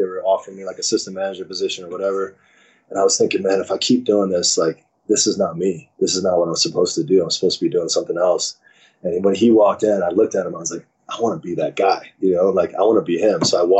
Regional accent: East Coast, United States; Growing up on the East Coast, I would watch the West Coast games, the Dodgers play, and the Lakers, and the Raiders

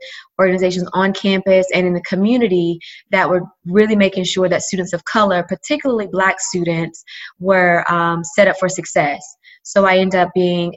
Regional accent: Georgia, United States; moved away as an adult; also born or lived in Arkansas; I'm from Georgia

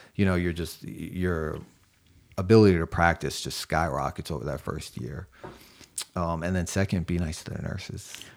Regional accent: New York, United States; also born or lived in Springfield, Massachusetts; now in Charleston, United States; I'm from New York

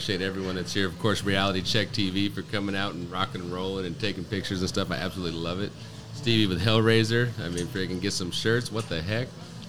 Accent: Auburn, California, United States; moved away as an adult; I grew up in Auburn.

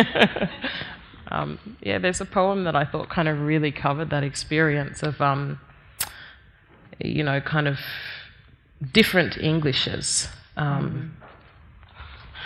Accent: Australia; I was born in Australia

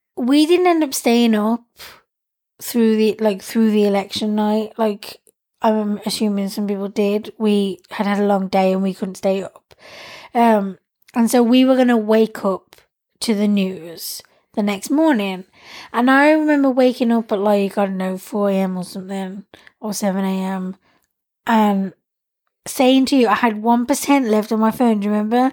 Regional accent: United Kingdom; being someone who's British and in Britain

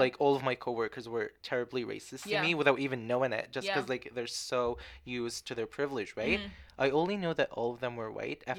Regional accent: Libya; moved away; I grew up in Libya.

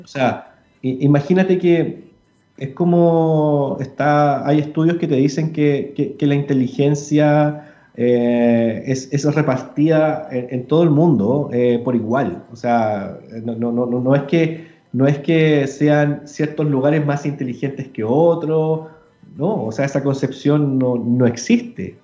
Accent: Chile; culturalmente lo tenemos asumido como, como, chilenos, como sudamericanos

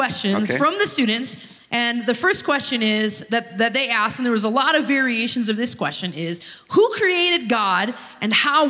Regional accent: Green Bay, Wisconsin, United States; So I grew up in Green Bay, Wisconsin, in a multiracial family.

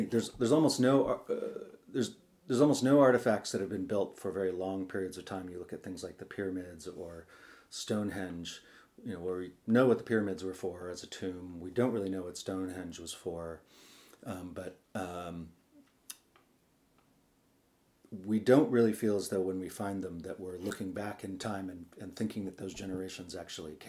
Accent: Sausalito, California, United States; I grew up on the Sausalito waterfront in a junkyard that we moved into when I was 7

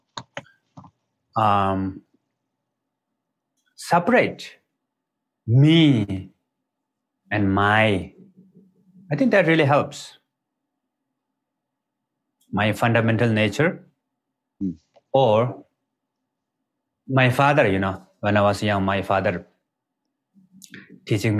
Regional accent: Nepal; English is a second language; I was born in Nepal. Is the border between Tibet and Nepal, actually, right next to the border of the Tibet. And all the people in my village are kind of like, they speak Tibetan language

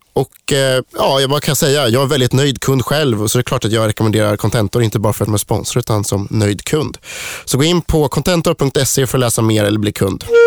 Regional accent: Sweden; vi svenskar

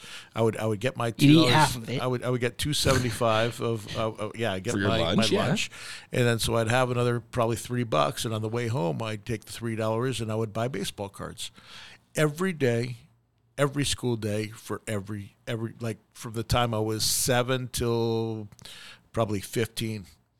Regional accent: New York, United States; Growing up in New York

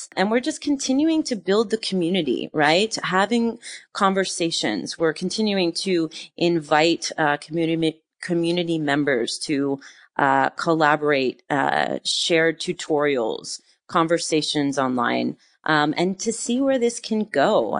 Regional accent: New York, United States; now in France; like I never have been home so much, you know, as a New Yorker, I was always on the run and always going. And now in this like new, chapter of humanity, in France, I find myself home quite a bit

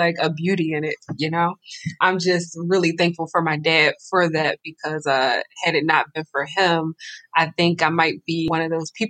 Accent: Philadelphia, Pennsylvania, United States; living and growing up in Philadelphia in such an urban environment

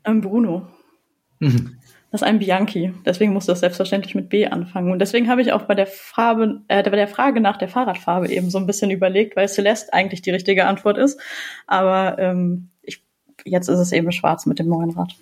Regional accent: Düsseldorf, North Rhine-Westphalia, Germany; Also ich komme zwar aus Düsseldorf

